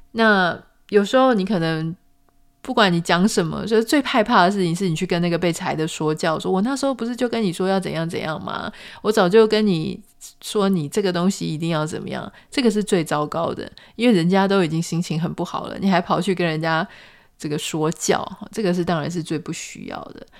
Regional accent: Pingtung County, Taiwan; 就是说屏东很小啊，这是跟谁在比啊？我是屏东人，我不这么认为。

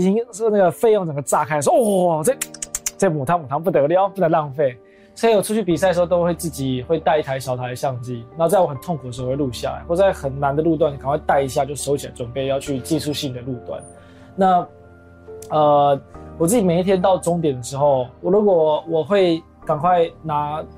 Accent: Taiwan; 身为台湾人

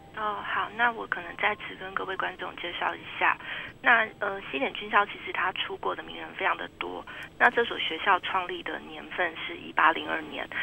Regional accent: Taiwan; 我们台湾人都很熟悉的麦克阿瑟将军

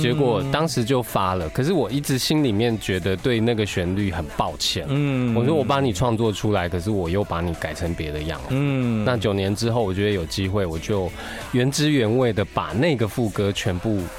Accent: Taiwan; first language Taiwanese Hokkien; Chinese is a second language; 台语它是我的母语。

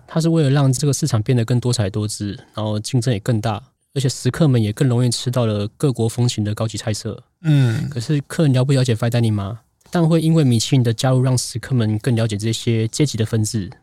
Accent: Tainan, Taiwan; moved away as an adult; also born or lived in northern Taiwan / France; 我在南部长大，在嗯，嗯。在北部工作，在法国读书

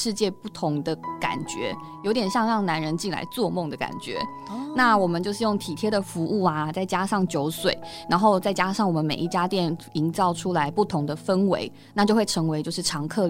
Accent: Taiwan; 我们台湾人

